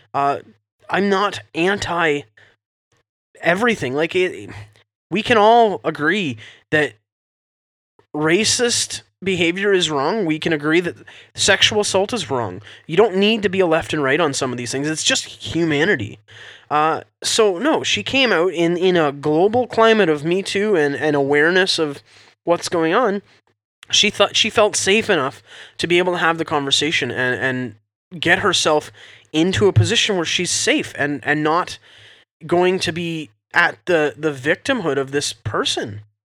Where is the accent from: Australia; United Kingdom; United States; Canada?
Canada